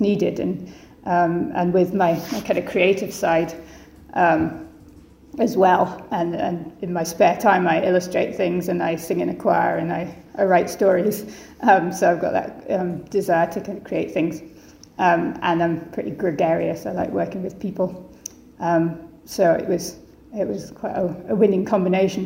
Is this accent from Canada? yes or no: no; Edinburgh, Scotland, United Kingdom; Edinburgh, which is uh, where I'm from, my hometown